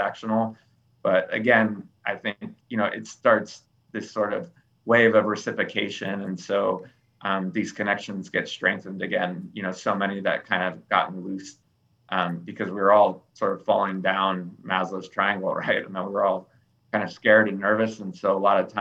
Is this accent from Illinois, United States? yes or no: no; California, United States; now in Greensboro, United States; I grew up in California and my parents are still in the Sacramento area